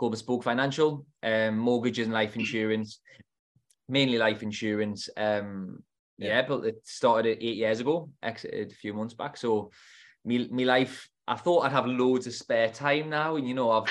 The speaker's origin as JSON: {"language": "English", "area": "the North East", "region": "North East England", "country": "United Kingdom", "said": "from the Northeast, if you can't tell by my accent."}